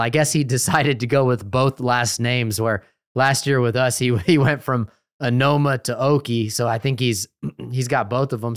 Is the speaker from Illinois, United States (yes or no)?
no; Austin, Texas, United States; I was born and raised in Austin, Texas